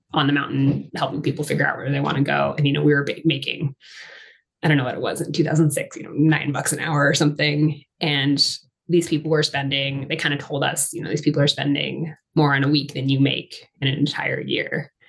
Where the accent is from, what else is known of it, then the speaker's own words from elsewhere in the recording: Massachusetts, United States; moved away as an adult; also born or lived in Maine / Colorado; I grew up in Massachusetts. I'm from the East Coast